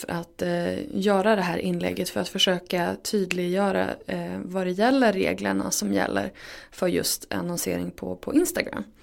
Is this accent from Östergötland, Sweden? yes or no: no; Örnsköldsvik, Västernorrland County, Sweden; jag är från Övik